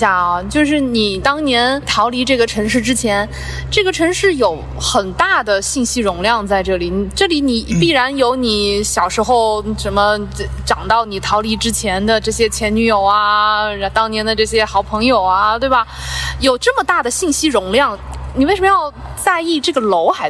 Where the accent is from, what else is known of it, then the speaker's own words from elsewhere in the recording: Zhoushan, Zhejiang, China; also born or lived in Ningbo; 我小的时候从舟山搬去宁波上初中、上高中